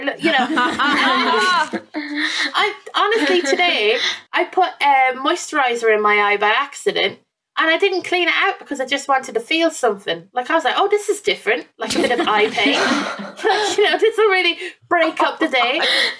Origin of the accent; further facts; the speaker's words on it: Ireland; now in England; because I moved from Ireland to England, I left a lot of my stuff here. So behind me is like a piece of art that I had in my house in Ireland that I didn't bring over with me to England.